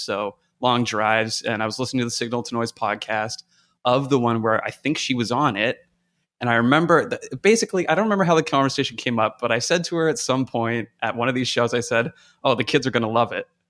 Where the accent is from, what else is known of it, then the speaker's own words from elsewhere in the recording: Canada; moved away as an adult; now in United States; I'm from Canada originally. Uh, kind of cut my teeth up there.